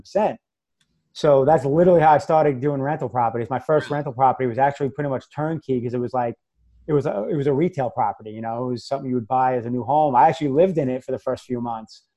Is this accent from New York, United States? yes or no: yes; New York, United States; accent: New York; moved away as an adult; also born or lived in Massachusetts; now in Florida, United States; I'm originally from New York, which most people probably heard the accent already.